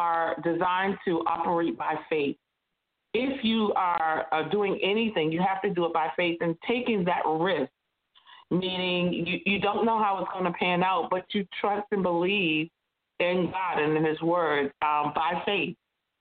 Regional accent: Massachusetts, United States; I was born and raised in Massachusetts

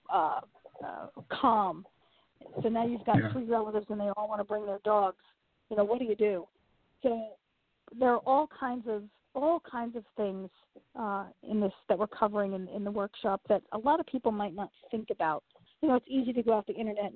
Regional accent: New York City, New York, United States; I grew up in Queens, in Flushing, Queens.

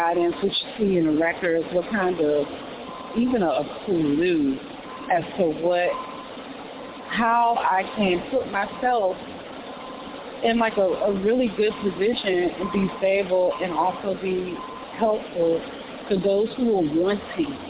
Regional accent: New York, United States; I'm a New Yorker

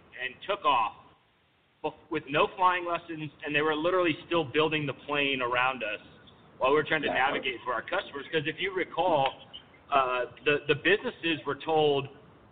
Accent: Kingsville, Texas, United States; my hometown of Kingsville with Kleberg Bank

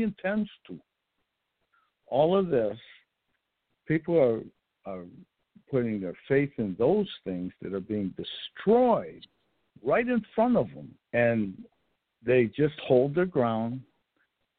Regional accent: United States; I'm an American

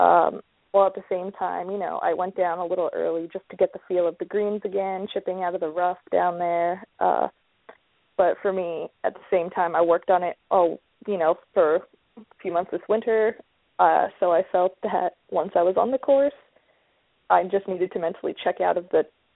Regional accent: Vancouver, British Columbia, Canada; From Vancouver, so I just have rainy winters

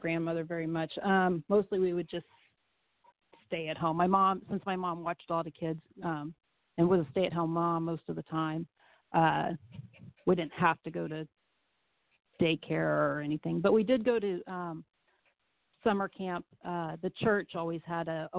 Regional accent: Corpus Christi, Texas, United States; moved away as an adult; now in Central Texas, United States; I grew up in Corpus and graduated from here

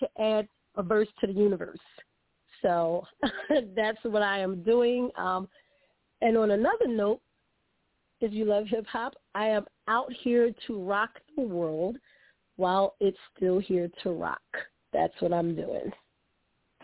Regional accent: Philadelphia, Pennsylvania, United States; I'm from Philadelphia, the city of brotherly love and sisterly affection, born and bred

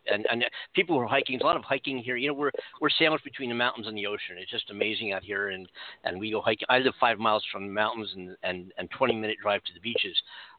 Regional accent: Philadelphia, Pennsylvania, United States; now in Los Angeles, United States; I'm originally from Philadelphia and moved to Los Angeles, and I do go back and visit time to time, but I would never live there again.

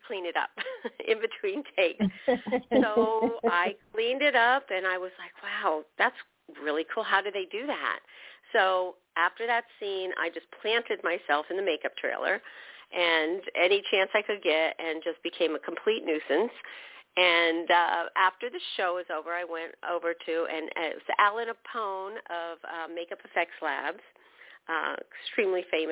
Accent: New Jersey, United States; moved away as an adult; now in California, United States; I was from New Jersey

